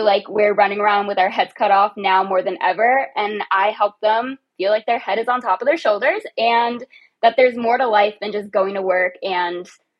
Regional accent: Fort Lauderdale, Florida, United States; now in Charlotte, United States; I'm located in Charlotte, North Carolina, born and raised in Fort Lauderdale, Florida, though.

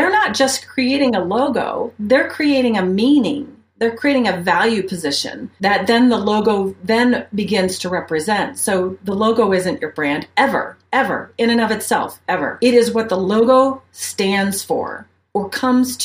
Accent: Ohio, United States; moved away as an adult; also born or lived in Mobile, Alabama; now in Colorado Springs, United States; where I'm from, if you want to go way back, I'm from Ohio. I'm a Midwest gal

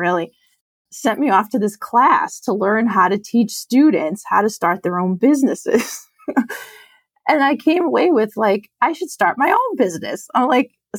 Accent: Lowell, Massachusetts, United States; I grew up in Lowell, Massachusetts, which is an urban city outside of Boston

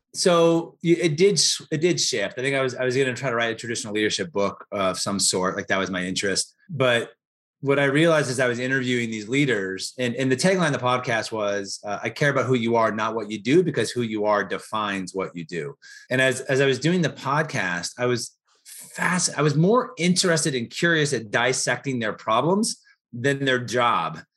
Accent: Portland, United States; moved away; also born or lived in Chicago / Atlanta; I grew up in Portland

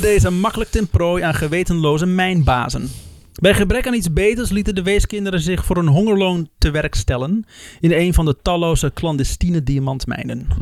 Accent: Netherlands; als Nederlanders

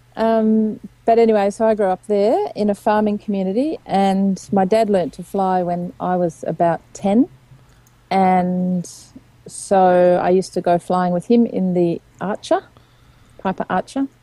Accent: Finley, New South Wales, Australia; I grew up in Finley, which is a small town of two thousand, about three or four hours drive north of Melbourne

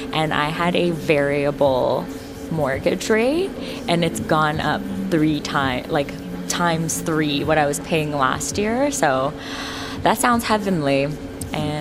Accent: Toronto, Ontario, Canada; I was born and raised in Toronto

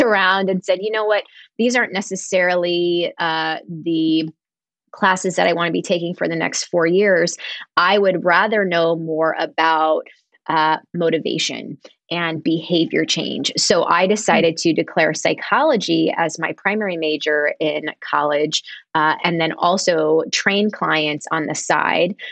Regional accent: Harrisburg, Pennsylvania, United States; also born or lived in Smithtown, Long Island, New York; I was born in Smithtown, but my family moved to Harrisburg, Pennsylvania when I was in school

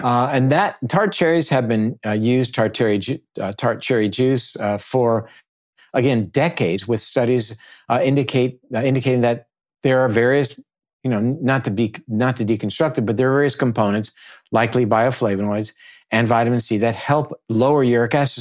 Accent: Naples, Florida, United States; here in my hometown, which is Naples.

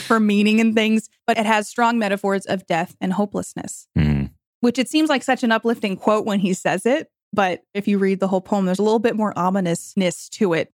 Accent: New York, United States; I'm from New York

